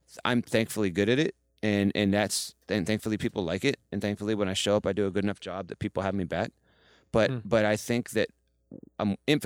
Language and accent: English; Midwest, United States; now in New York, United States; And I came from nowhere. I came from the Midwest, like, and I moved to New York with none of those things.